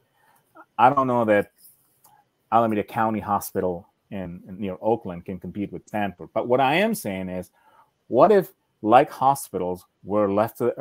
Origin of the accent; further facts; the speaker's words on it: Argentina; I was born in Argentina